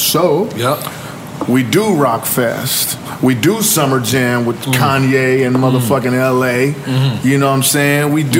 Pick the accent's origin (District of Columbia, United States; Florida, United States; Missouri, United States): Missouri, United States; Kansas City; my hometown, Kansas City.